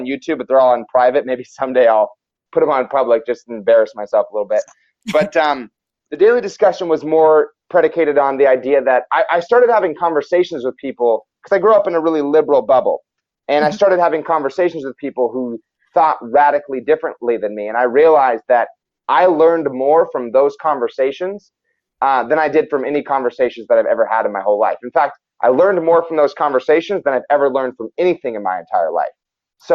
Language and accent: English; United States; I was born in Washington. I've lived in Washington my whole life.